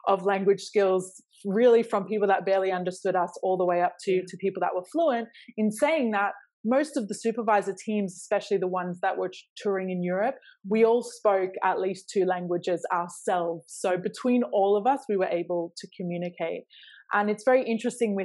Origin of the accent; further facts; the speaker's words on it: Australia; moved away; I grew up in Australia, but neither of my parents are from Australia.